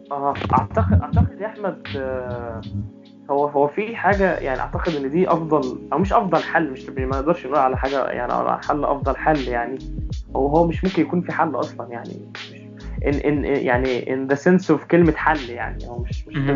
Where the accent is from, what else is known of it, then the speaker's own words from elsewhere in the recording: Egypt; المجتمع آه، عندنا في مصر مثلا ما بيحترمش البرايفسي ابدا